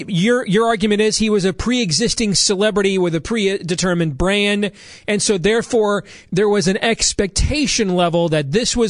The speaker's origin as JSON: {"language": "English", "town": "Grand Rapids", "region": "Michigan", "country": "United States", "tie": "born or raised there", "said": "When I was a kid growing up in Grand Rapids, Michigan"}